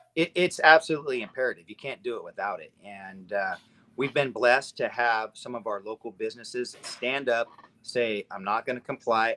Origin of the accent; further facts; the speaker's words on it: Nevada, United States; now in Redmond, United States; I grew up in Nevada. I had moved to Oregon